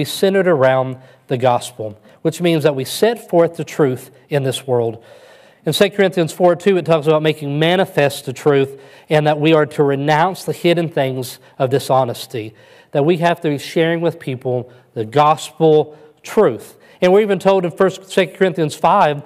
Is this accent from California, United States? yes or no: no; West Kentucky, United States; moved away as an adult; now in Alpharetta, United States; I crawled out of the woods of West Kentucky and I came to the big city